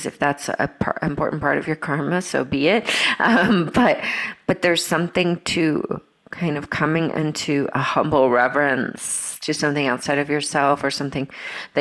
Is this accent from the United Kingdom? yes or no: no; Brazil; moved away; also born or lived in Georgia, United States / Europe; when I grew up in Brazil